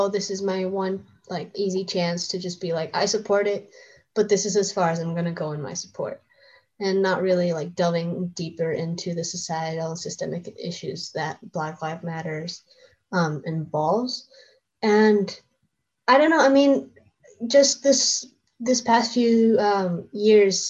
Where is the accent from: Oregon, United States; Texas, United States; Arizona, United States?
Arizona, United States; I'm from Arizona